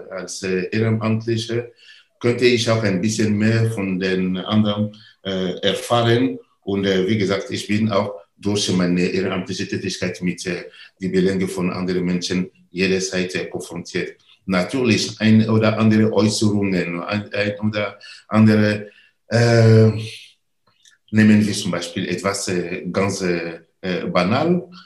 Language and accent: German; Côte d’Ivoire; German is a second language; in meiner Heimat. Ich komme aus der Elfenbeinküste. Wir fördern da äh, Bildung in äh, äh verschiedene äh, benachteiligte Ecke in der Elfenbeinküste